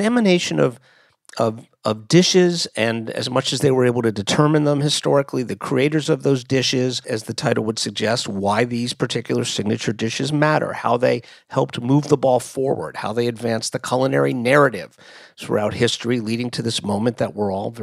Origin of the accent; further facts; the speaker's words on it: Miami, Florida, United States; moved away; I'm in Miami, Florida, my hometown